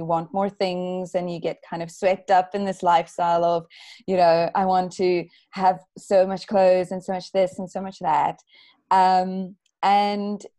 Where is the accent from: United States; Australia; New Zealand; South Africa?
South Africa; moved away as an adult; now in United Kingdom; I'm originally from South Africa. So I grew up in a country where you're very aware that of your natural resources